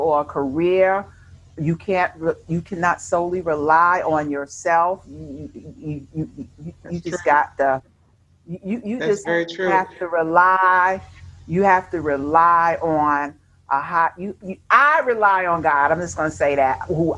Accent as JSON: {"language": "English", "region": "New York", "country": "United States", "moved": "yes", "said": "we're from New York"}